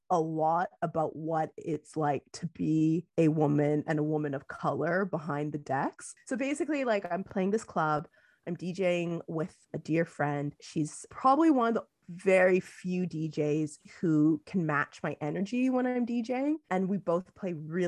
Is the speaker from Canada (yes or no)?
yes; Canada; I am Canadian